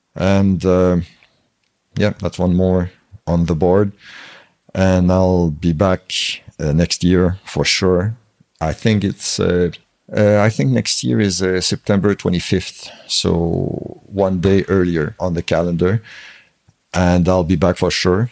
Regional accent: Canada

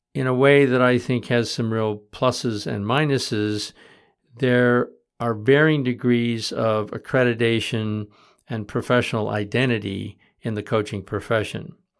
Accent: Michigan, United States; now in Vermont, United States; I grew up in Michigan

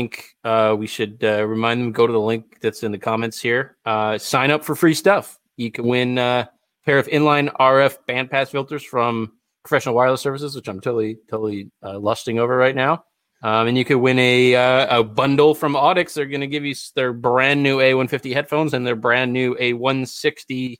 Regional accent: Rome, New York, United States; my hometown of Rome, New York. And I was 11 years old

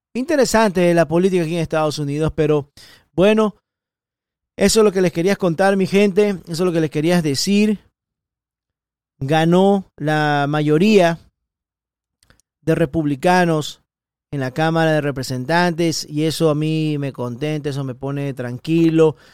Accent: Ecuador; now in Miami, United States; especialista en protección ejecutiva ecuatoriano, nací en Ecuador

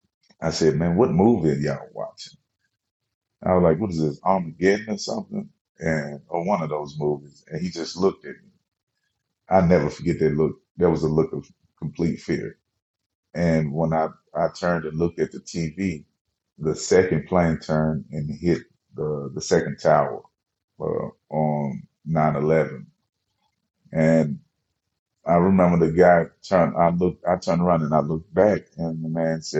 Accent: Memphis, Tennessee, United States; I'm from Memphis

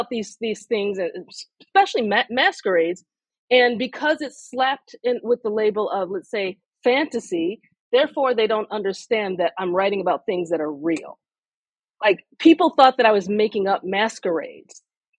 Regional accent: United States; for me as a Nigerian American writer who is being published in predominantly North America.

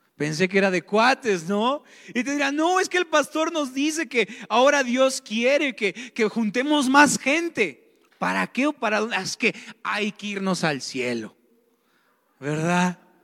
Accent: Mexico; somos cristianos y somos mexicanos

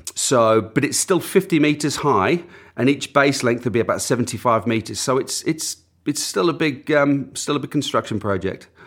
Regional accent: Auckland, New Zealand; moved away as an adult; also born or lived in north of England; now in England, United Kingdom; growing up, we grew up on the outskirts of Auckland

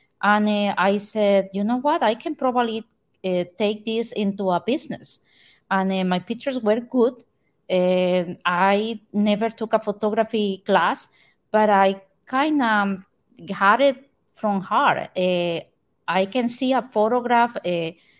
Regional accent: Costa Rica; now in Port St. Lucie, United States; I am from Costa Rica

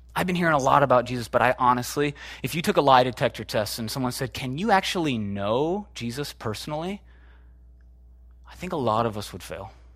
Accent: Chicago, Illinois, United States; moved away; I'm from Chicago originally

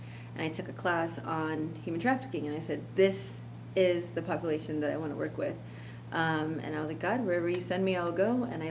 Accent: South Florida, United States; moved away as an adult; I'm from South Florida.

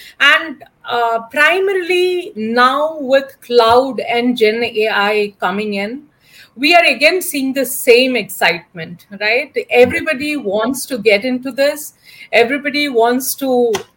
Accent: Kerala, India; I'm basically from Kerala

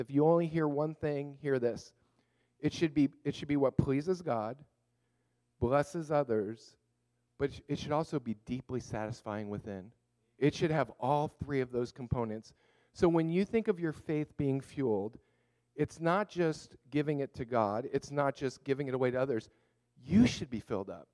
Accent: Montreal, Quebec, Canada; now in Thousand Oaks, United States; I was born in Montreal

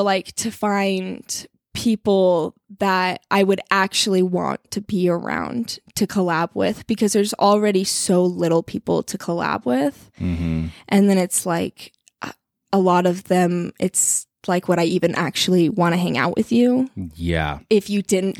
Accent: Colorado, United States; I'm not really from here. I'm from Colorado originally, spent some time in Salt Lake City for college, and then was in Idaho for a little while.

